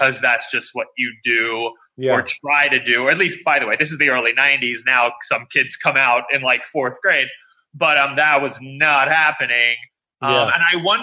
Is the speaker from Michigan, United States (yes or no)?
no; New York City, New York, United States; also born or lived in Evanston, Illinois; we were like chubby Jewish kids growing up in Queens